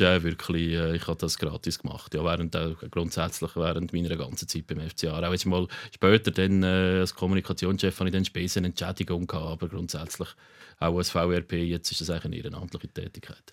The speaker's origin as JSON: {"language": "German", "town": "Aarau", "region": "Aargau", "country": "Switzerland", "said": "mein Vater ist dann von Chur hat dann eine Frau kennengelernt aus der Region Aarau, das ist meine Mutter und so bin ich dann in Aarau"}